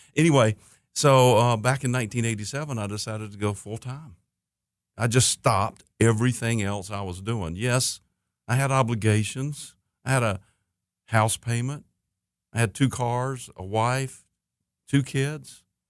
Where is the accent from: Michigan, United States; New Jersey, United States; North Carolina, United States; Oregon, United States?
North Carolina, United States; Hickory; also born or lived in Anderson, South Carolina; I'm from Hickory, North Carolina